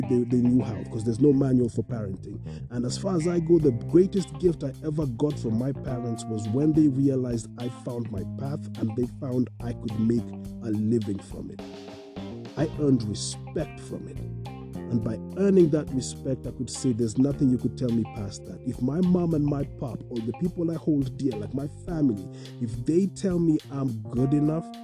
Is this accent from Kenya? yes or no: yes; Kenya; as a people, as a Kenyan community, as a Kenyan society